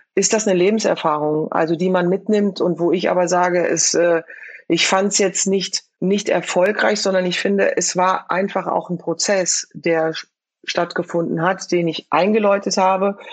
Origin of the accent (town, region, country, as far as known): Frankfurt, Hesse, Germany; born or raised there